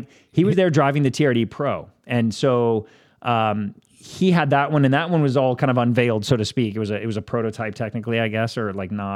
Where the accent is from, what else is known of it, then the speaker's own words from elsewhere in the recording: Northern California, United States; I was NorCal until middle of high school